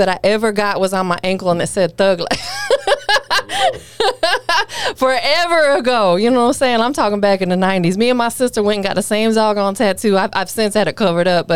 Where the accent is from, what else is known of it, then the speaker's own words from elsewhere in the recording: Tampa, Florida, United States; I'm from Florida, too